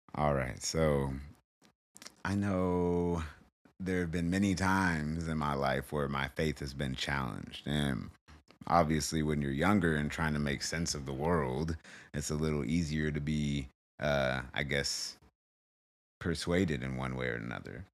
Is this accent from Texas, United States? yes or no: no; Arizona, United States; also born or lived in Kansas City; a chapter in growing up in Arizona